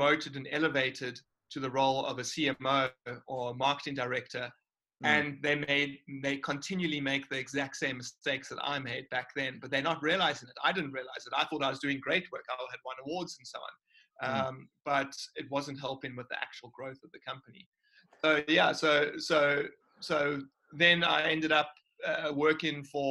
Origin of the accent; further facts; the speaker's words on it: Cape Town, Western Cape, South Africa; I've always been here in Cape Town